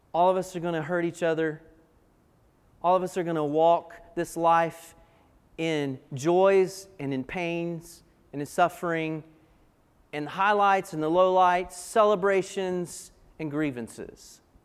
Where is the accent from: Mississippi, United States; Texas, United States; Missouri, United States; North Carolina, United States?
North Carolina, United States; Asheville; I grew up in Asheville